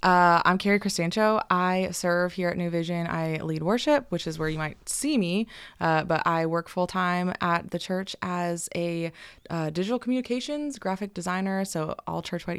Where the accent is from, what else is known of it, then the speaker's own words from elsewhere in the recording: California, United States; So I grew up in a Christian household. I grew up in Northern California, so that's not as common up there, but we were in church all the time